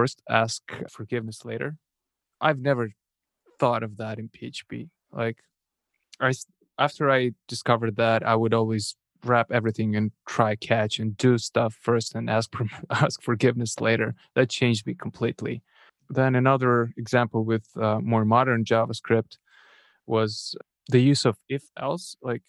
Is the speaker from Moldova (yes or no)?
yes; Moldova; first language Russian; English is a second language; moved away; my first language is Russian, but since I'm from Eastern Europe, Moldova